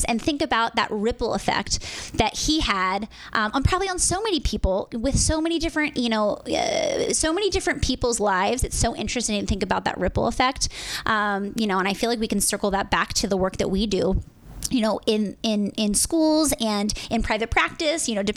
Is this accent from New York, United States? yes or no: no; Pennsylvania, United States; moved away as an adult; also born or lived in Philadelphia / Hawaii; now in Los Angeles, United States; I'm originally from Pennsylvania